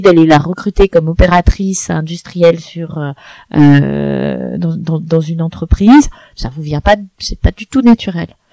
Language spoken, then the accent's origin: French; France; culturellement en tant que Français